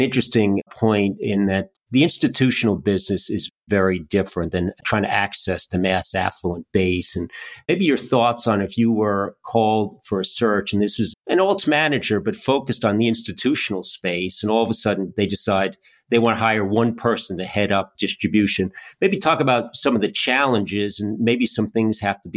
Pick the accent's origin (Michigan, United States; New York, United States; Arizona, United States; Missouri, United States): New York, United States; I'm from New York